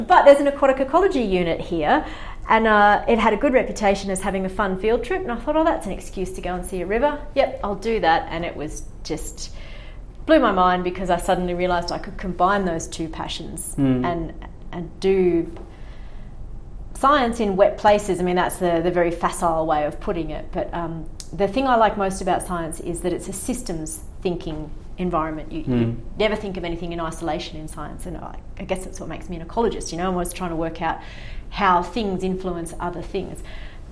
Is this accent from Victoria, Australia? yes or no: no; Far North Queensland, Australia; moved away; I grew up in Far North Queensland